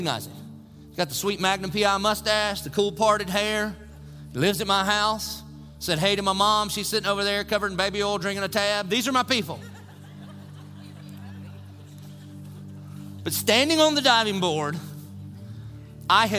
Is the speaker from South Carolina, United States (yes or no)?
yes; Dillon, South Carolina, United States; moved away; When I was a little kid growing up in Dillon